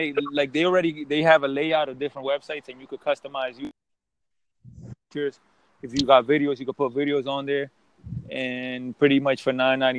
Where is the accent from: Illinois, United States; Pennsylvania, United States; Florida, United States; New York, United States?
Pennsylvania, United States; Philadelphia; also born or lived in Dominican Republic; I'm from Philly, and pretty much I work as a software developer. I grew up in the hood